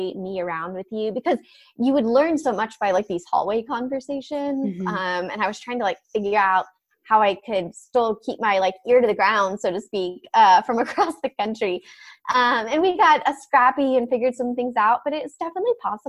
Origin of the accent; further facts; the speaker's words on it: Philadelphia, Pennsylvania, United States; moved away as an adult; also born or lived in upstate New York / Northern Virginia; now in San Diego, United States; grew up outside Philadelphia, went to school in upstate New York